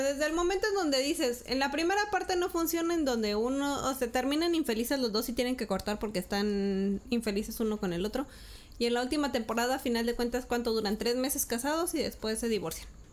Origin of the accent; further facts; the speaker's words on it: Parras, Coahuila, Mexico; also born or lived in Torreón; Yo estaba en Parras en el 94. Me vine de Parras en el 98.